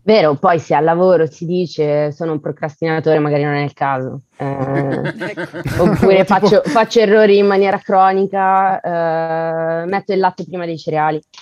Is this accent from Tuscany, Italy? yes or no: yes; Elba, Tuscany, Italy; also born or lived in Bergamo / Venice; now in Paris, France; sono nata a Bergamo, cresciuta all'Isola d'Elba e vivo a Parigi